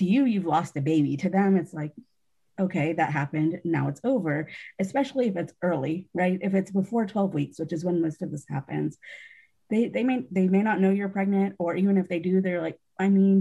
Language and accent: English; Georgia, United States; now in South Carolina, United States; growing up in Georgia